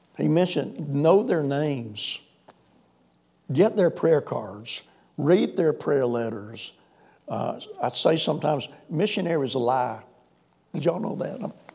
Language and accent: English; South Carolina, United States; accent: Southern; moved away as an adult; also born or lived in Sahara; we grew up out here in South Carolina, so I cultivate this Southern accent